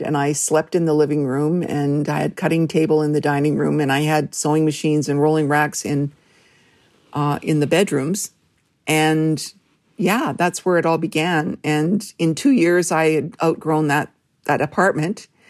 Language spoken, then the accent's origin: English; Red Lake, Ontario, Canada; moved away; growing up in Northwestern Ontario